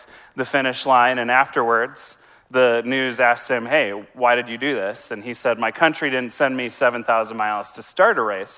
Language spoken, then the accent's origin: English; Wisconsin, United States; I was in a Bible program growing up in Wisconsin